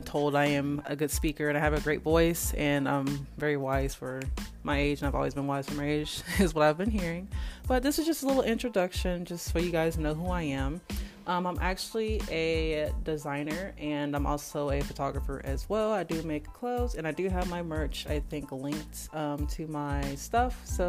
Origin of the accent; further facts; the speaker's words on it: Liberal, Kansas, United States; I'm from Liberal, Kansas, and I'm 24 years old.